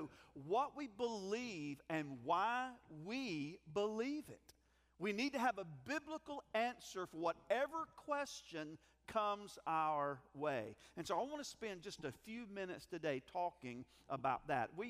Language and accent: English; Greer, South Carolina, United States; When I was growing up, I grew up in Gruer